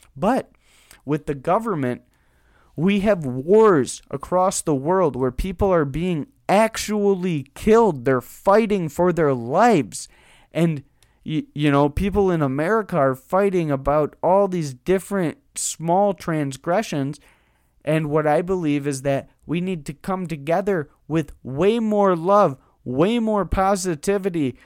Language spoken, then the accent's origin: English; United States; We're all American citizens